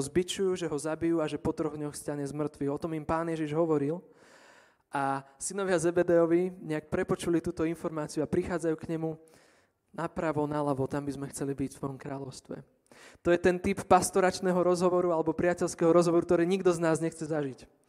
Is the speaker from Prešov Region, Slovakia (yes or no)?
no; near Stará Turá, Trenčín Region, Slovakia; stará Ture je kúsok od môjho rodného mesta